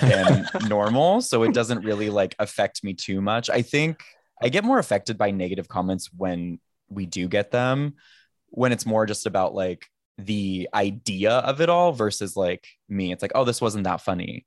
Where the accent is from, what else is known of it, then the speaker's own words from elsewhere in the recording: Sacramento, California, United States; moved away as an adult; also born or lived in Napa area / San Francisco; now in Los Angeles, United States; I grew up in Sacramento